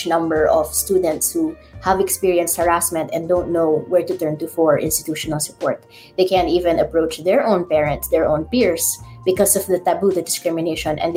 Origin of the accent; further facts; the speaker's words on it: Ilocos Region, Philippines; I'm in Ilocos